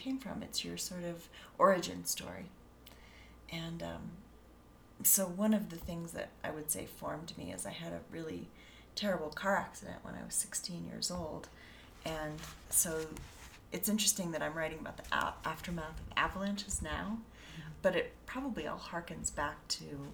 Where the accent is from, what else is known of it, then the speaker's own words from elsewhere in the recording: Colorado, United States; also born or lived in Denver; me growing up in Colorado